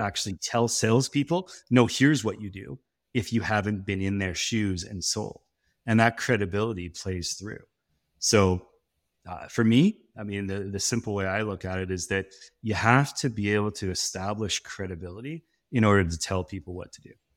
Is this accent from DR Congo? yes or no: no; West Coast of Canada, Canada; As a Canadian, I was, I thought, "I'm gonna be a hockey player." And then I realized I was growing up on the West Coast